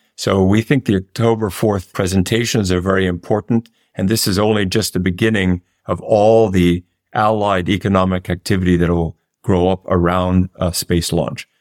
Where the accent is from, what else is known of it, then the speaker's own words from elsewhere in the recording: New York, United States; not only an American, but as a New Yorker